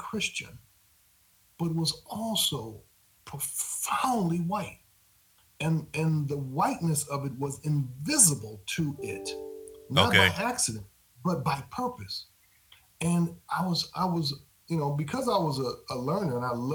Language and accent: English; Grand Rapids, Michigan, United States; moved away; I grew up in Grand Rapids, Michigan